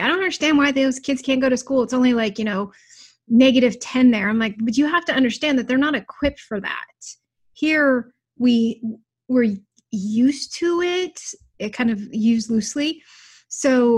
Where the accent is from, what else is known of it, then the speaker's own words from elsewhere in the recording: Fairbanks, Alaska, United States; I grew up in Fairbanks. So Fairbanks, Alaska is this tiny little